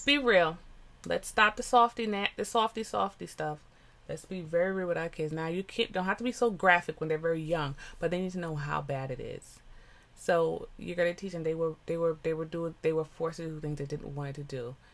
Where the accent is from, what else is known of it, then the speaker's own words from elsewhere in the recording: United States; I am a first generation American. My parents are West Indian, Jamaicans. But I am American